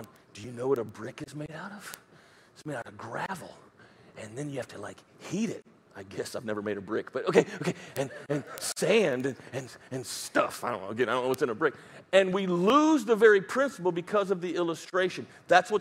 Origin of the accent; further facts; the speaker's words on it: United States; accent: redneck; first language English; that's my mother tongue is redneckishness